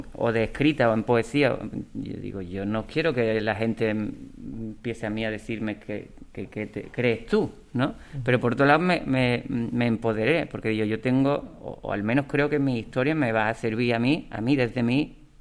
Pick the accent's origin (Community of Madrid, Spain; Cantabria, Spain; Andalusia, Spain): Andalusia, Spain; Ubrique; cuando llegue a mi pueblo